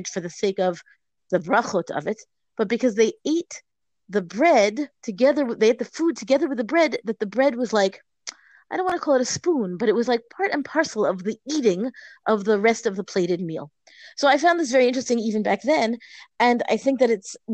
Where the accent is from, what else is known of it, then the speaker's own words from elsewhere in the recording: United States; We're an American family, you know, for many generations